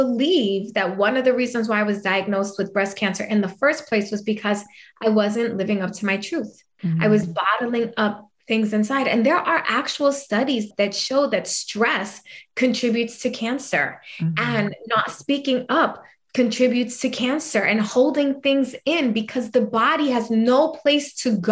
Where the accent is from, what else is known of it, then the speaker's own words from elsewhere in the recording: New York, United States; accent: New York; I'm a fiery little Puerto Rican. Okay. Anybody couldn't tell from my New York accent, which I don't think I have, but people say I have.